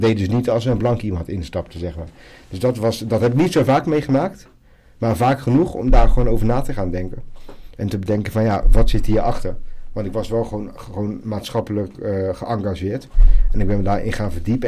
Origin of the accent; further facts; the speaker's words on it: Zoetermeer, South Holland, Netherlands; also born or lived in Medellín, Colombia; now in The Hague, Netherlands; We groeiden op in Zoetermeer